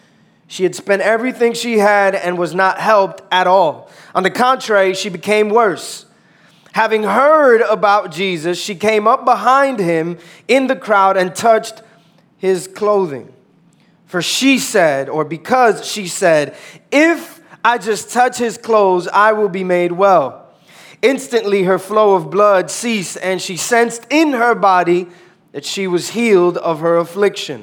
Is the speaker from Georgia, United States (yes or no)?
no; New York City, New York, United States; moved away; born and raised in New York, uptown New York.